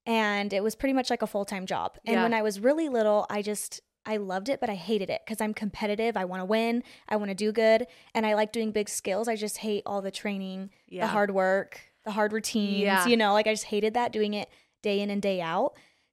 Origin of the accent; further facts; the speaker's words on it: Gilbert, Arizona, United States; also born or lived in Utah; So I'm from Gilbert, Arizona.